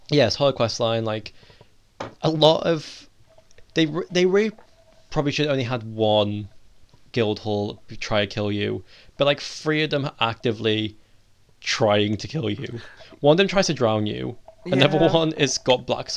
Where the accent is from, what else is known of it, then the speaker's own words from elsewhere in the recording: Wales, United Kingdom; I am Welsh.